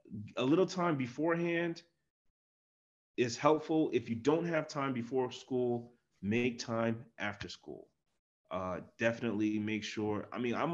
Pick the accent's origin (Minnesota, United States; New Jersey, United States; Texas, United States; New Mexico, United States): New Jersey, United States; I'm from New Jersey